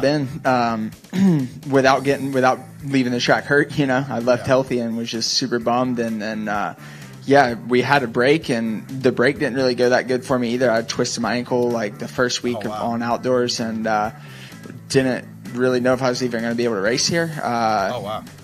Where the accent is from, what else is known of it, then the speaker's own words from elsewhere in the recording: Charlotte, North Carolina, United States; I grew up in near Charlotte, North Carolina